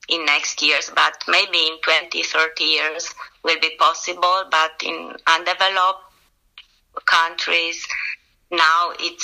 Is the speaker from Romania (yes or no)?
yes; Romania; English is a second language; We are 3 lecturers from Romania